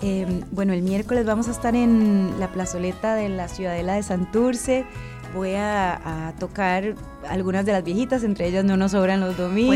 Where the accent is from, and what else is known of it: Costa Rica